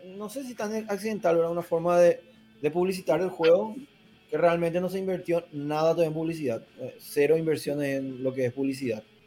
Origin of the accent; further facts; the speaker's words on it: Paraguay; yo soy de Paraguay